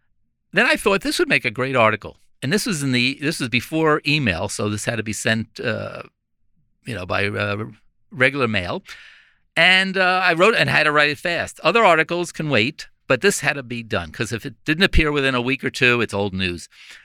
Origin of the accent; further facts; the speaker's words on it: Glen Head, New York, United States; It was great. It was a combination of Mayberry, small town America. Everybody knew each other. We walked to school.